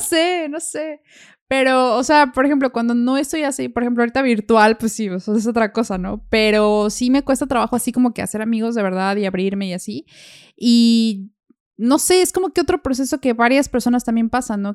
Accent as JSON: {"language": "Spanish", "country": "Mexico", "moved": "as an adult", "lives_now": "Germany", "said": "allá de donde yo soy está Volkswagen y Audi"}